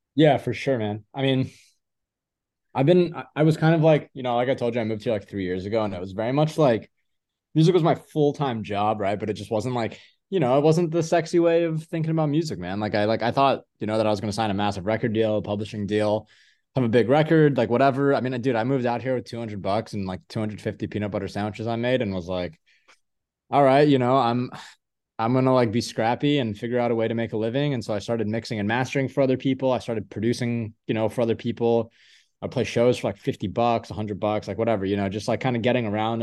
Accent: Louisville, Kentucky, United States; moved away as an adult; now in Los Angeles, United States; I grew up a lot of my life in Louisville, Kentucky.

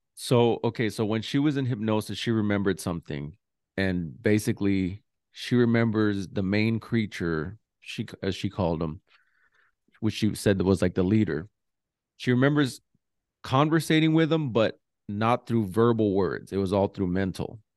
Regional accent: New Mexico, United States; I'm from New Mexico

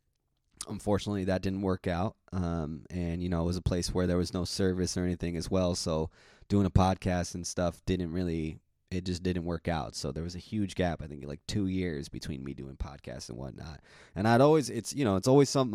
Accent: Pacific Grove, California, United States; I'm from Pacific Grove, California, Monterey County, which is like 2 hours south of San Francisco. Neat little town.

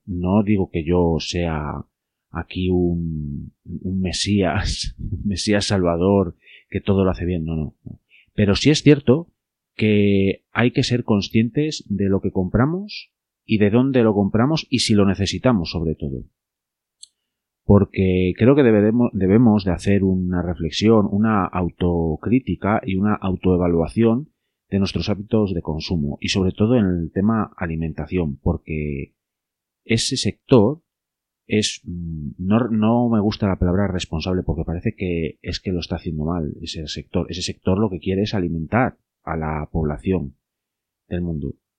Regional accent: Castile and León, Spain; yo soy de León, eh, una provincia al noroeste de la península ibérica, de España

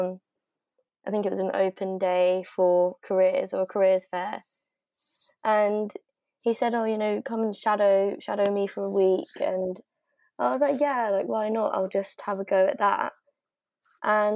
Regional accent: Pietermaritzburg, KwaZulu-Natal, South Africa; moved away; I'm also South African. And I was also born there, and I was born in Maritzburg

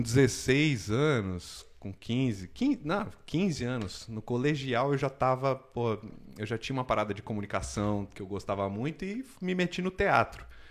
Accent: São Paulo, Brazil; moved away as an adult; also born or lived in Vancouver; now in Canada; eu sou de São Paulo, cresci, nasci cresci em São Paulo até os 30 anos de idade

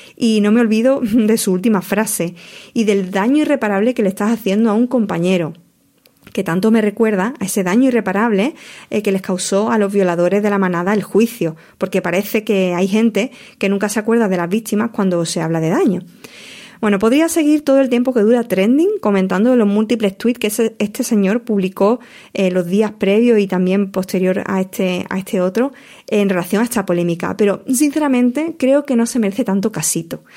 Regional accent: La Palma del Condado, Andalusia, Spain; fui socia del equipo centenario de mi pueblo, La Palma Club de Fútbol

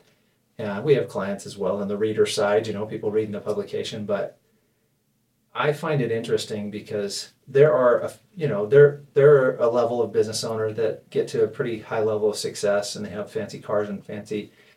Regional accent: Las Vegas, Nevada, United States; now in Weber County, United States; I'm from Las Vegas originally

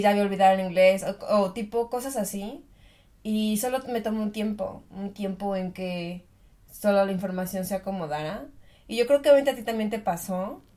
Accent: Mexico; moved away as an adult; now in Germany; yo vivía en México, obviamente yo soy de México

